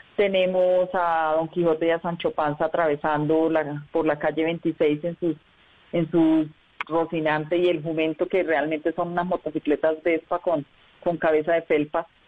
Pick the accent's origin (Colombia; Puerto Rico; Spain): Colombia; Socorro, Santander; moved away as an adult; also born or lived in Bucaramanga; now in Bogotá, Colombia